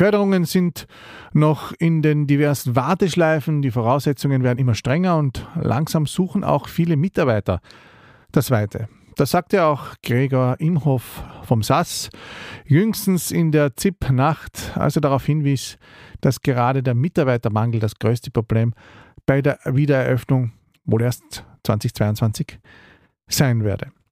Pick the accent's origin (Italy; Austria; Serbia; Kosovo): Austria; Carinthia; Wie schwer ist es eigentlich als Kärntner in der Schlangengrube Wien, von Kärntner zu Kärntner?